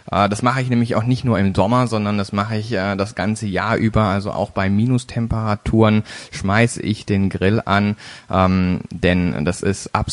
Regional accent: Baden-Baden, Baden-Württemberg, Germany; geboren 31.01.1985 in Baden-Baden, einem kleinen Dorf in der Nähe äh, von Baden-Baden. Und zwar äh, komme ich also somit aus dem Süden Deutschlands.

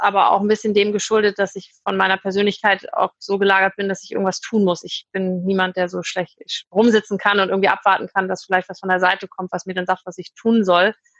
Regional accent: Hamburg, Germany; moved away as an adult; now in Düsseldorf, Germany; Ich komme aus Hamburg ursprünglich

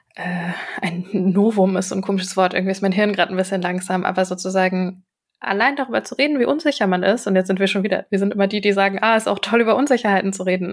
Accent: Germany; ich bin eine äh, in Deutschland geborene Person

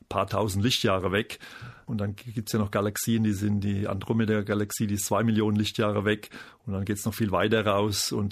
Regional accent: Aschaffenburg, Bavaria, Germany; Und ich komme aus Aschaffenburg und Darmstadt ist vor der Haustür, also für mich war das naheliegend

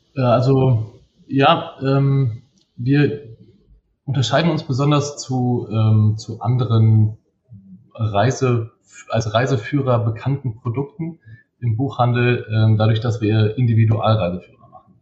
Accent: Bielefeld, North Rhine-Westphalia, Germany; Geboren bin ich in Bielefeld, ähm, aufgewachsen bin ich in Bielefeld

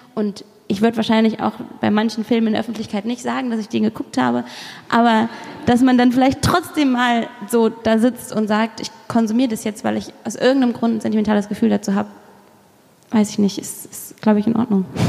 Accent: Kassel, Hesse, Germany; moved away; ich bin in Kassel zur Schule gegangen, da ist die Dokumenta

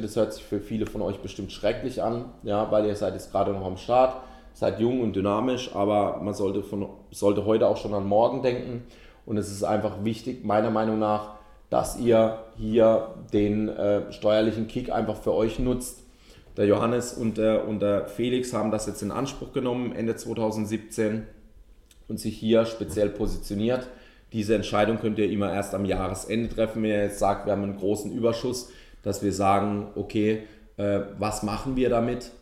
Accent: Ettlingen, Baden-Württemberg, Germany; ich komme aus Ettlingen

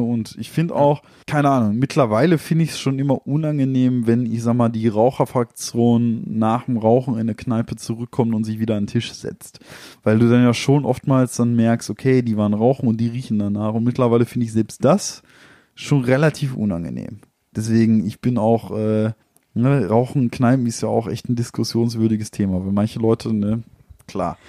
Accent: Ruhr area, North Rhine-Westphalia, Germany; wir sind ja aus dem Ruhrgebiet

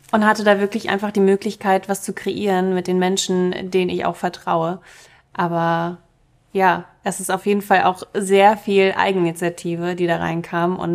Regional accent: Germany; first language Russian; German is a second language; Meine erste Sprache war auch Russisch. Ich habe erst im Kindergarten Deutsch gelernt

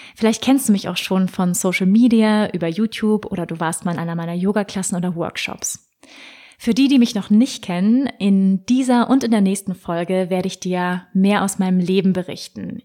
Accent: Hamburg, Germany; Ich wurde in Hamburg geboren, der wunderschönen Hafenstadt im Norden von Deutschland, 1985.

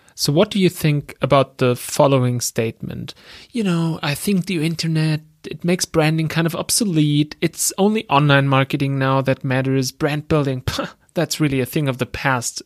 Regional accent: Germany; accent: German; English is a second language; I'm from Germany, as you can tell by my accent.

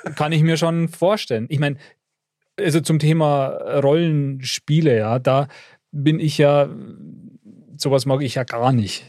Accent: Upper Bavaria, Germany; ich als Oberbayer

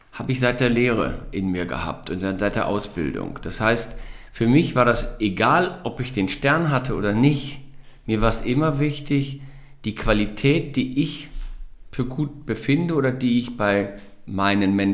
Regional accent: Wadersloh, North Rhine-Westphalia, Germany; weil ich mich in Wadersloh, in der, in der in meiner Heimat sehr wohl fühlte

